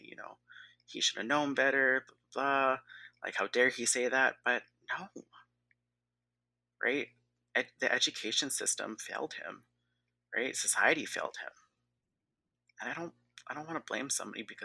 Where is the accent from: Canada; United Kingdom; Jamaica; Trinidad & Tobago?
Canada; I'm like super West Coast, super Canadian